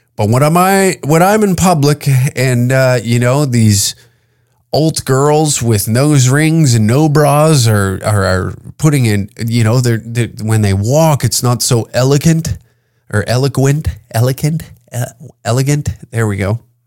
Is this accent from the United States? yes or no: no; Canada; As a Canadian